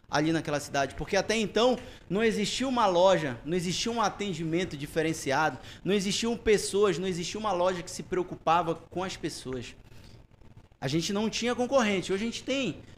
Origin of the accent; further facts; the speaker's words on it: Breves, Pará, Brazil; Para quem não sabe, eu sou lá de Breves. É, Breves fica na Ilha do Marajó. São 4 mil quilômetros de Belém para cá